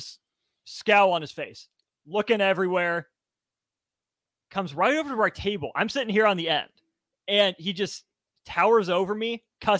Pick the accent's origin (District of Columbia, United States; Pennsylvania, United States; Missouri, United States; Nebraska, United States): Nebraska, United States; Lincoln; born and raised in Lincoln.